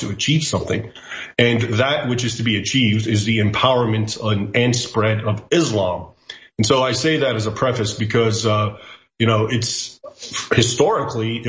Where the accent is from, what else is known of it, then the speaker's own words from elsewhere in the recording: United States; I was born in the United States, but I grew up bilingually, so I also speak Arabic